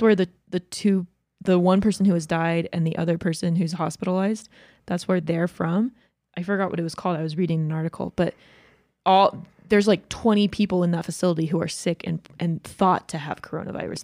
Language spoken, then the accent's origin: English; Georgia, United States; moved away; I grew up in Georgia where we had, like, ice storms all the time